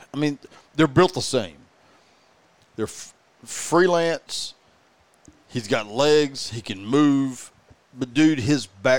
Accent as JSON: {"language": "English", "town": "Fort Worth", "region": "Texas", "country": "United States", "said": "I'm from Fort Worth. Kind of."}